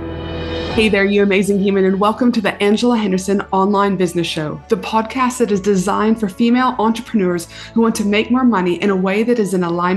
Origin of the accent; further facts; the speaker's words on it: Canada; I'm from Canada